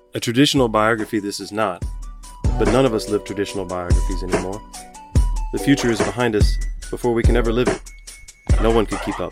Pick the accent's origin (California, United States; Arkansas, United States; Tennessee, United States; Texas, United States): Texas, United States; Galveston; even growing up in Galveston